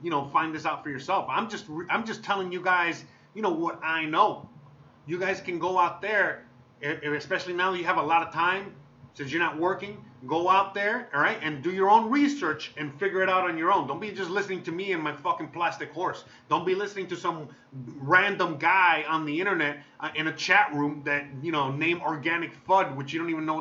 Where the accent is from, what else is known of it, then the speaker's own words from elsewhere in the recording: United States; I'm American